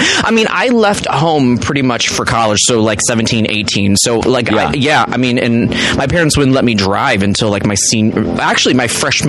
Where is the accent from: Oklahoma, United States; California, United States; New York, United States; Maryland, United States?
Maryland, United States; Silver Spring; moved away; I grew up around D.C.